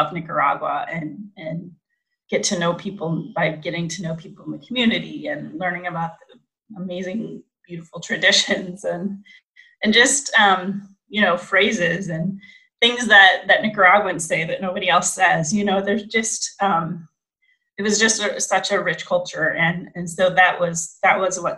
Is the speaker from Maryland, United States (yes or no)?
no; Fremont, Ohio, United States; moved away; I'm originally from Fremont, Ohio, in the U.S.